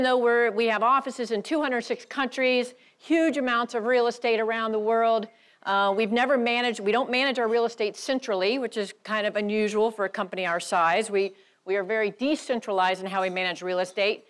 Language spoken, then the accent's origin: English; Atlanta, Georgia, United States; I'm from the South, I'm from Atlanta, native Southerner